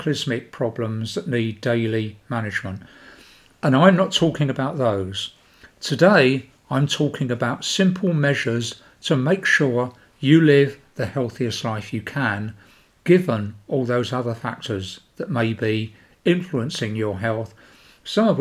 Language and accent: English; United Kingdom; being British